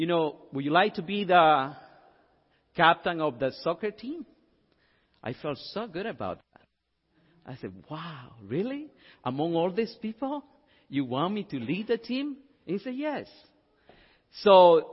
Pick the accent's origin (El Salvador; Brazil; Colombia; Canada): El Salvador; moved away; I'm from El Salvador.